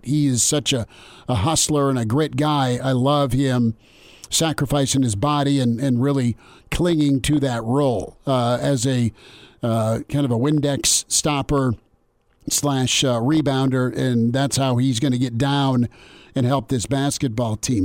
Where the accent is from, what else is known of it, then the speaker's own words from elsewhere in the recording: Lincoln, Nebraska, United States; growing up in Lincoln